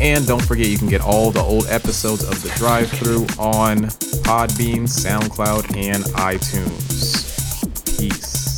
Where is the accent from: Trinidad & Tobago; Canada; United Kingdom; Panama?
Panama; moved away; all the way from Panama, my hometown.